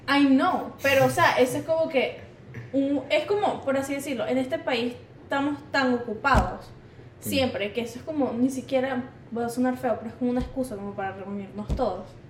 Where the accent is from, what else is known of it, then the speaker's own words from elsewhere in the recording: Venezuela; now in Miami, United States; Yo soy la única venezolana de ese grupo